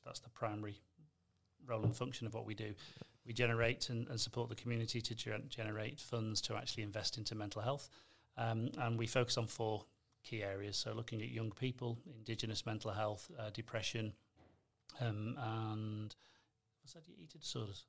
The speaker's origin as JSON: {"language": "English", "region": "North West England", "country": "United Kingdom", "accent": "between Manchester and Liverpool", "moved": "as an adult", "lives_now": "Adelaide, Australia", "said": "come from the northwest of England, so I'm guessing my accent's the variety for today's show. Um, not quite a Manchester accent, not quite a Liverpool accent. It sort of blends in between."}